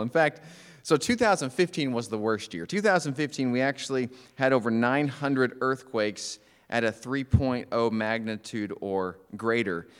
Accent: Oklahoma, United States; I'm from Oklahoma

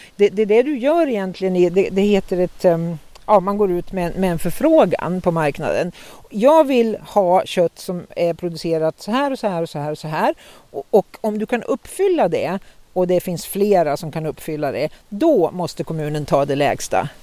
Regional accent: Norrland, Sweden; Jag är ju norrlänning

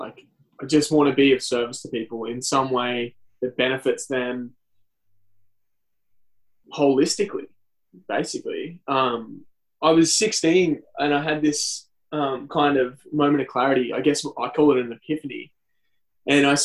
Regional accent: Lismore, New South Wales, Australia; also born or lived in Nimbin / Byron Bay; now in Newcastle, Australia; I grew up in Lismore and I did all my study there

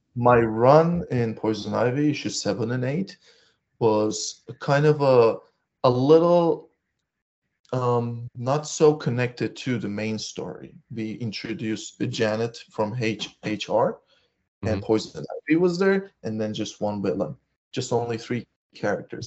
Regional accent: Turkey; I'm from Turkey

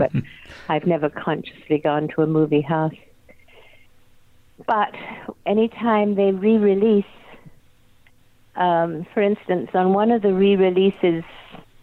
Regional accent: England, United Kingdom; now in Studio City, United States; I was born in England and miss it terribly, my soul is in England and my heart is here

